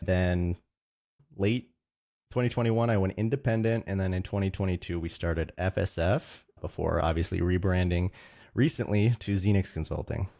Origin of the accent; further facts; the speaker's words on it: Roseville, Minnesota, United States; I'm from Roseville, Minnesota. My family's actually from the East Coast, but I've grown up in the Midwest, so definitely a Midwest boy